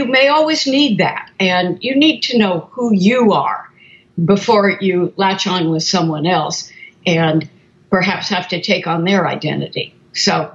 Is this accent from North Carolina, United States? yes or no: no; Portland, Oregon, United States; I grew up in Portland, Oregon. And so I'm a Northwest girl